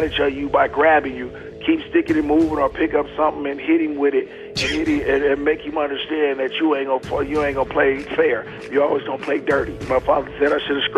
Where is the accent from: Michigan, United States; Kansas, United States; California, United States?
California, United States; Oakland; moved away as an adult; also born or lived in Seattle; I grew up in Oakland all my life